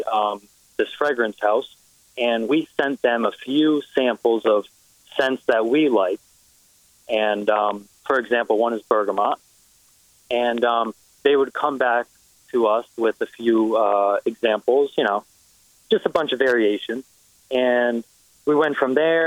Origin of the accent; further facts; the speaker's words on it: Stamford, Connecticut, United States; I'm 24 years old. I'm from Stamford, Connecticut.